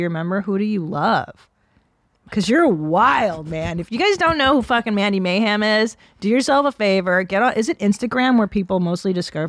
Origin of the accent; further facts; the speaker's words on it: Windsor, Ontario, Canada; I'm from Sweet Windsor.